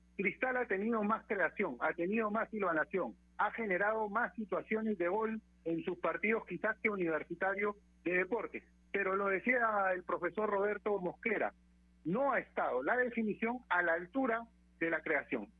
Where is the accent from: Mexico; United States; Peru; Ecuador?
Peru; nosotros como peruanos